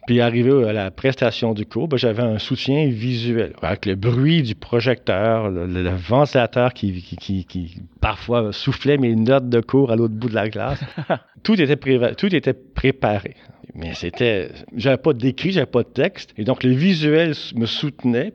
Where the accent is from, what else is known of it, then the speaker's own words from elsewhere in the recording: Laval, Quebec, Canada; j'étais de Valois